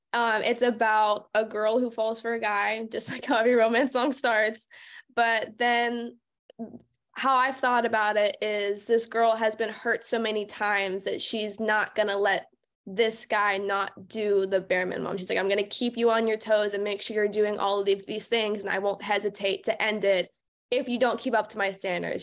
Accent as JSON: {"language": "English", "area": "Pittsburgh area, Monongahela River", "region": "Pennsylvania", "country": "United States", "tie": "born or raised there", "moved": "yes", "said": "I grew up in a super rural, like, suburban area, not even suburban, it was just a very small, small town, and I grew up right on the Monongahela River."}